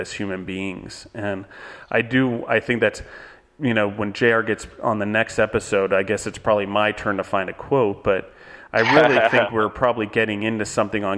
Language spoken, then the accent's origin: English; United States; we as Americans